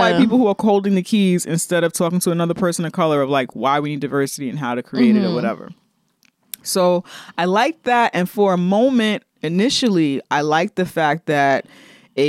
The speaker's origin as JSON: {"language": "English", "town": "New York City", "region": "New York", "country": "United States", "tie": "born or raised there", "said": "growing up in the Bronx"}